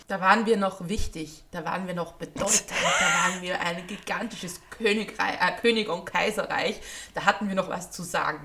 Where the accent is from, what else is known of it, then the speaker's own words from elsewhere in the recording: Austria; als Österreicherin